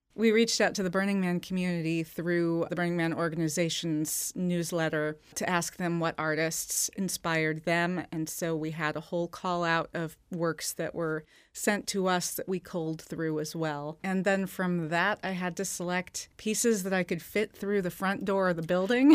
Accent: Seattle, Washington, United States; I'm from Seattle.

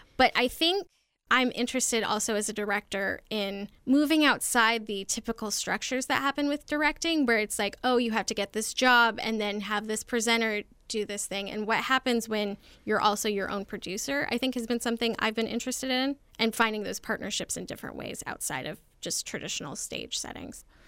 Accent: Arizona, United States; moved away as an adult; also born or lived in Colorado / New York City / Washington, D.C.; I was born in Colorado and then raised in Arizona from age eight to eighteen

